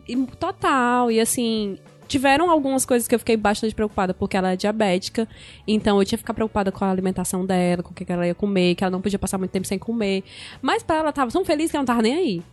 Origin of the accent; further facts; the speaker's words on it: Brazil; eu sou brasileira